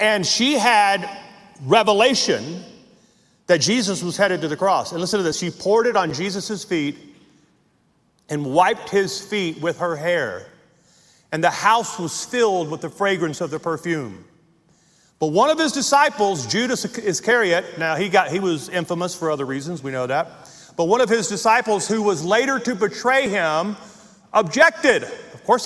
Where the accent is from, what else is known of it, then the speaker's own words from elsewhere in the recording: Logansport, Louisiana, United States; I grew up on the Marshall Highway, 6 miles outside of Logansport, Louisiana.